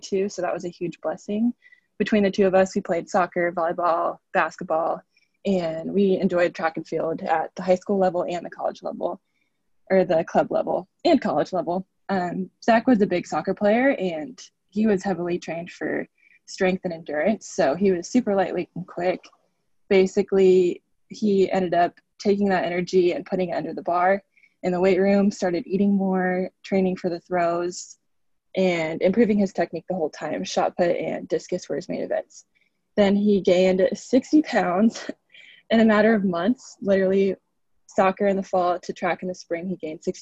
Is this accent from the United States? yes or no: yes; Lebanon, Oregon, United States; moved away as an adult; also born or lived in Honduras; now in Bellingham, United States; I'm from Lebanon. It's a small town in Northwest Oregon, about 1 hour and 15 minutes south of Portland